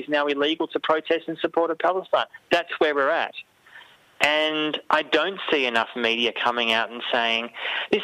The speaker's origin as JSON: {"language": "English", "country": "Australia", "said": "speaking as an Australian Jewish German person"}